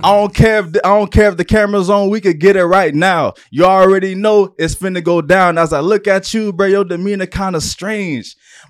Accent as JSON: {"language": "English", "area": "Broward", "region": "Florida", "country": "United States", "tie": "born or raised there", "said": "this is Florida, and I am not from Miami. I am a Broward native"}